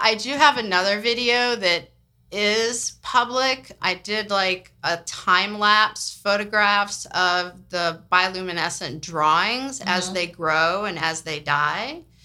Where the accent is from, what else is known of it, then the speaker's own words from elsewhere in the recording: San Francisco, California, United States; now in New Orleans, United States; I grew up in San Francisco